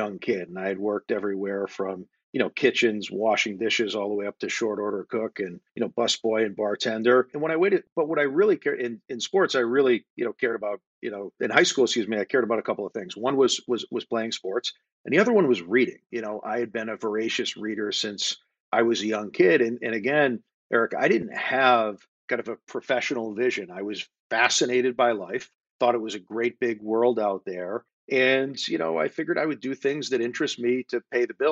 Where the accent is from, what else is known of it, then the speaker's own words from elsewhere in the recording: Springfield, Massachusetts, United States; also born or lived in Wilbraham, Massachusetts; I was born in Springfield, Massachusetts, mm-hmm. in Western Mass, and grew up there. And then Wilbraham, which is a small New England town, which borders Springfield.